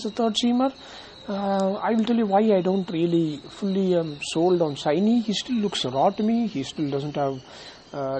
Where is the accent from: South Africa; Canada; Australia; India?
India; Bangalore, Karnataka; I am from India, Bangalore, and so I'm an Indian